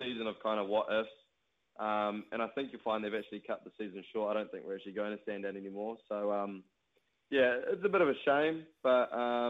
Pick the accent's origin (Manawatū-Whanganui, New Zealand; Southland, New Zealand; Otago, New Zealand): Manawatū-Whanganui, New Zealand; Marton; I'm from Martin